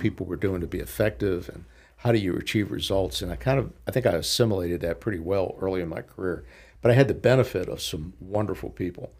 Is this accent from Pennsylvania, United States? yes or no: yes; Pittsburgh, Pennsylvania, United States; now in Lynchburg, United States; I grew up in Pittsburgh in a, in a very ethnic neighborhood